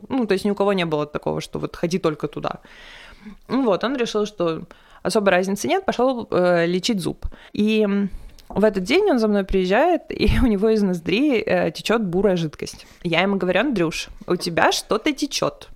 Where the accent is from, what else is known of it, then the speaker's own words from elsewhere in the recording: Perm, Perm Krai, Russia; moved away; из Перми